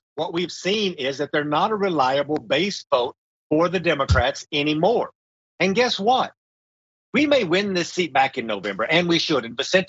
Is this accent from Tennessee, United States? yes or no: no; Texas, United States; moved away as an adult; now in Washington, D.C., United States; Texas, in my home state